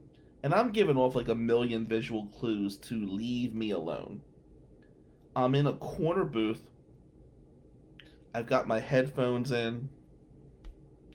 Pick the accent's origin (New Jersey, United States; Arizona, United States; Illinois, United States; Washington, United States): New Jersey, United States; now in Michigan, United States; I was from New Jersey